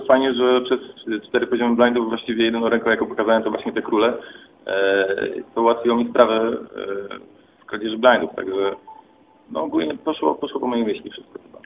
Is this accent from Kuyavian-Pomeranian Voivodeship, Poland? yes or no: no; Katowice, Silesian Voivodeship, Poland; jestem obywatelem Polski, pochodzę z Katowic